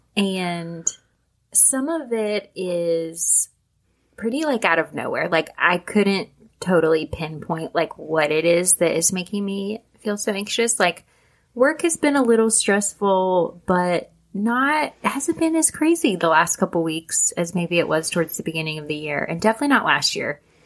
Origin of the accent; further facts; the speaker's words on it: United States; growing up in America